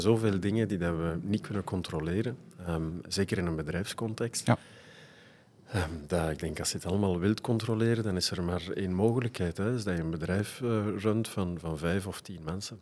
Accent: Leuven, Flanders, Belgium; Mijn vader is ehm, blijven plakken in Leuven. En, dus ik ben van daar afkomstig.

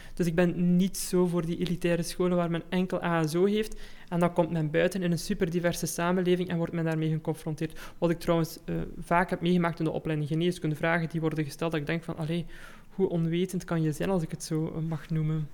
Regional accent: Belgium; also born or lived in Germany; Ik ben zelf geboren in Duitsland, uh, hebben daar zes jaar gewoond en mhm. nadien naar België geïmigreerd.

